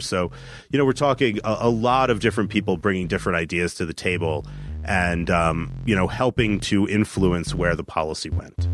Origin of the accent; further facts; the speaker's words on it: New Jersey, United States; moved away; we're both from New Jersey